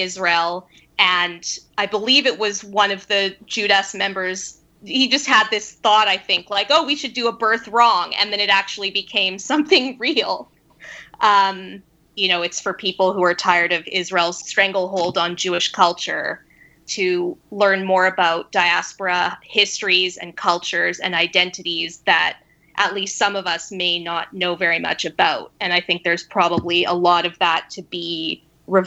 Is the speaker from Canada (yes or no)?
yes; Vancouver, British Columbia, Canada; moved away as an adult; now in England; I grew up in Vancouver